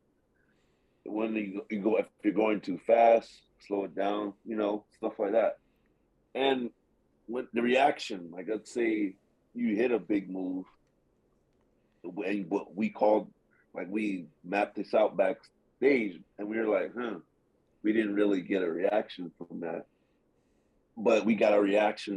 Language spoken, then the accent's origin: English; New York, United States; being a New Yorker